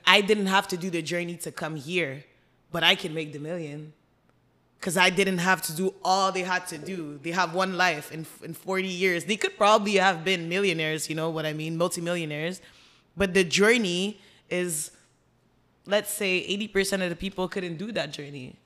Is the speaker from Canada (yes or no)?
yes; Montreal, Quebec, Canada; we grew up in Montreal, Côte des Neiges, and then moved outside in the suburbs.